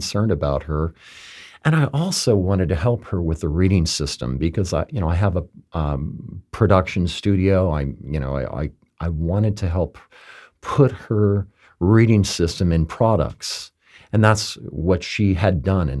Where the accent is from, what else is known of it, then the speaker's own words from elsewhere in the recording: Palm Beach, Florida, United States; my hometown